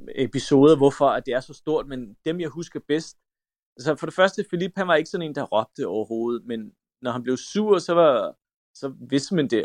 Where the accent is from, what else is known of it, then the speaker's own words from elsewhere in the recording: Denmark; also born or lived in North Macedonia / France; kan jeg huske, at jeg sagde, nu skal vi hjem. Altså, at Danmark, det var ligesom et sted, vi var, øh, og jeg havde venner og sådan noget